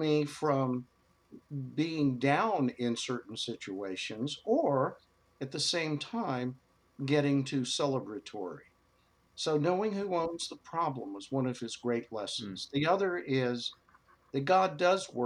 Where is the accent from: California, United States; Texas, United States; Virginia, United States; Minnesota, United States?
Texas, United States; Dallas; moved away; I became a rabbi growing up in Texas